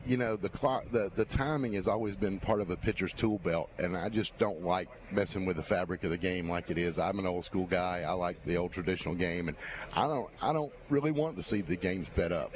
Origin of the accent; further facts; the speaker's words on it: Dothan, Alabama, United States; moved away as an adult; also born or lived in Biloxi; now in Mobile, United States; I'm originally from the Dothan area